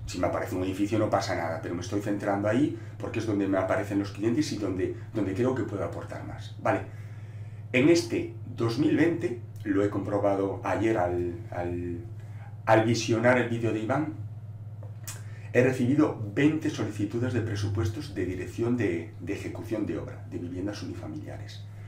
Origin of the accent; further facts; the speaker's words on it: Galicia, Spain; first language Galician; Spanish is a second language; yo lo escribo en gallego, porque yo soy gallego falante, galego falante, y, yo normalmente hablo en gallego